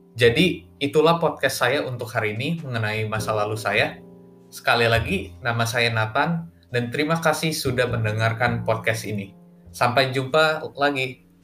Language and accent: Indonesian; Bandung, West Java, Indonesia; now in Gading Serpong, Indonesia; Saya lahir di kota Bandung pada tanggal delapan belas Juni tahun dua ribu tiga